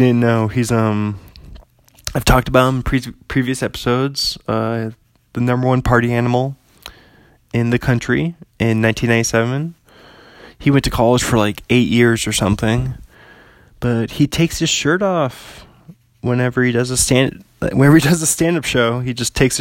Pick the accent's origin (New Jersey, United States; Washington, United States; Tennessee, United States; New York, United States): Washington, United States; Bothell; pretty close to my hometown, only about 45 minutes from Bothell.